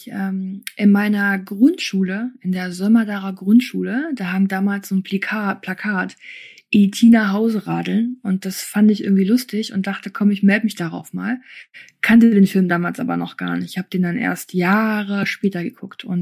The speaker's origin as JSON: {"language": "German", "country": "Germany", "tie": "born or raised there", "also_born_or_lived": "Kyrgyzstan / Erfurt", "said": "Ich war ein halbes Jahr alt."}